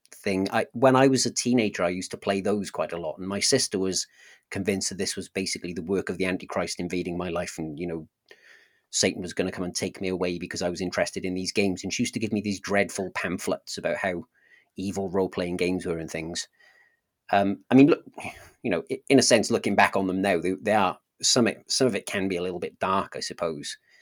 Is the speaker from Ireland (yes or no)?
no; South Wales, United Kingdom; accent: Welsh; I grew up in a, a slightly larger town in South Wales